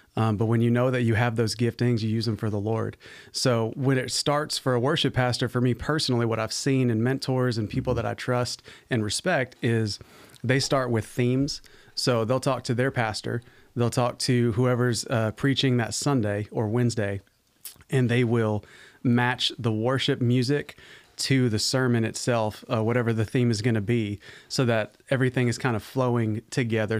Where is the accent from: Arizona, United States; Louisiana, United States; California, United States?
Arizona, United States; moved away; also born or lived in Virginia / South Carolina; I was, uh, born and raised in Arizona, so I'm a West Coast baby